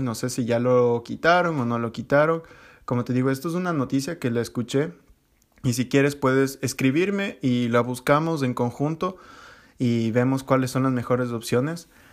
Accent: Ecuador; moved away; tenía en Ecuador

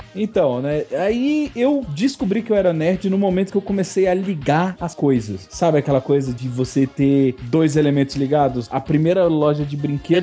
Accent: Brasília, Federal District, Brazil; Brasília, eu sou de Brasília

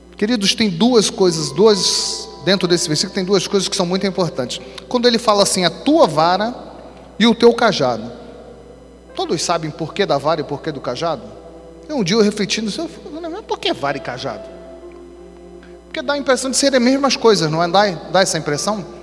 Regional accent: Rio de Janeiro, Brazil; sou carioca

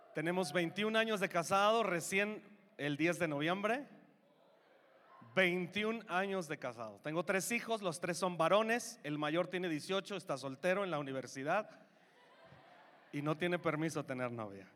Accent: Mexico; nos hizo mexicanos

